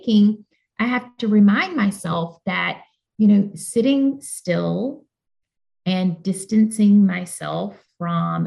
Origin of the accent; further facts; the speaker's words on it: Birmingham, Alabama, United States; moved away as an adult; now in Washington, D.C., United States; I was born in Birmingham, Alabama, to two parents who had endured all of the ugliness tied and attached to growing up in southern states